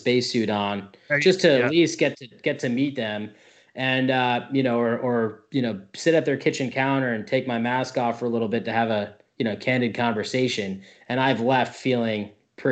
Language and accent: English; New Jersey, United States; moved away as an adult; now in Tampa, United States; I'm actually from New Jersey